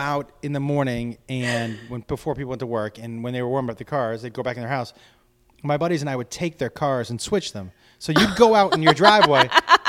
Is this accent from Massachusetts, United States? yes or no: yes; Massachusetts, United States; moved away; I grew up in Massachusetts.